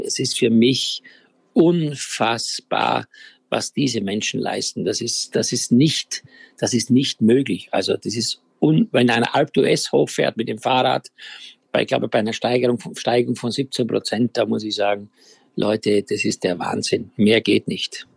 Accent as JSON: {"language": "German", "region": "Styria", "country": "Austria", "tie": "born or raised there", "said": "ich ja auf einem Bauernhof in der Steiermark groß geworden bin"}